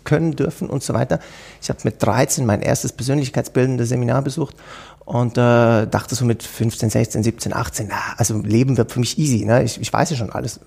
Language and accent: German; Switzerland; bei uns in der Schweiz